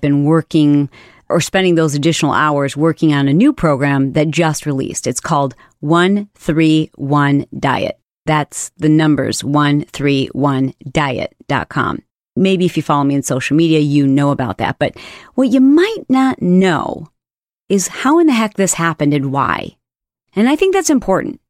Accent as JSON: {"language": "English", "region": "Michigan", "country": "United States", "tie": "born or raised there", "said": "I grew up in Michigan"}